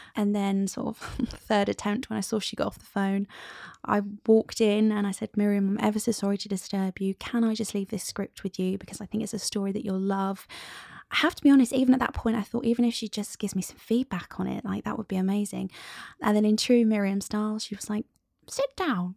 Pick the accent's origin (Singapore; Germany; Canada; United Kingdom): United Kingdom; we're British